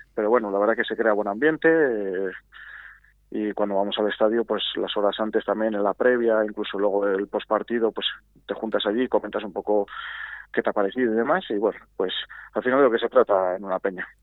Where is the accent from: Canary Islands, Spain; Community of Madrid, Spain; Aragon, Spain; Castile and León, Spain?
Castile and León, Spain; Arroyo de la Encomienda; somos muchos habitantes de Arroyo